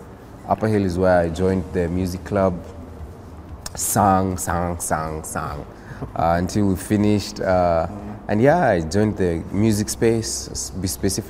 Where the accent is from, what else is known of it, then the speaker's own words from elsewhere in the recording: Nairobi, Kenya; Where I'm from, I grew up in a place called Riruta Satellite.